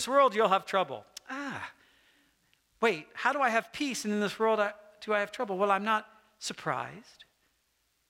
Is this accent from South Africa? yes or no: no; United States; especially as an American